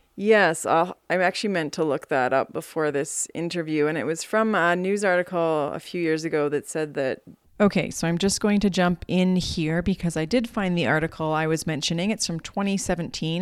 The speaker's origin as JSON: {"language": "English", "region": "Alberta", "country": "Canada", "moved": "yes", "lives_now": "Whitehorse, Canada", "said": "I'm from Alberta"}